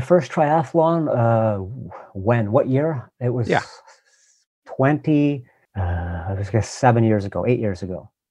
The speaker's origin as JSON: {"language": "English", "town": "Montreal", "region": "Quebec", "country": "Canada", "tie": "born or raised there", "also_born_or_lived": "Vancouver / Nova Scotia", "moved": "as an adult", "said": "I grew up in Montreal, and that's where I live now."}